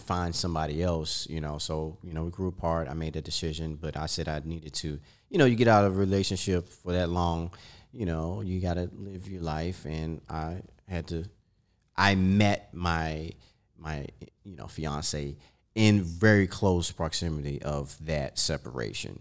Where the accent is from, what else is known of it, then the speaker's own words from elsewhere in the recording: Maryland, United States; I'm from Maryland, D M V